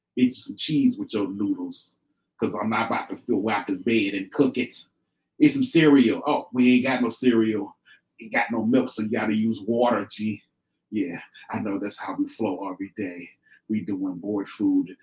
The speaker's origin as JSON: {"language": "English", "region": "Mississippi Delta", "country": "United States", "said": "I'm from Mississippi. Mississippi Delta, the big I'm a Delta boy, country boy"}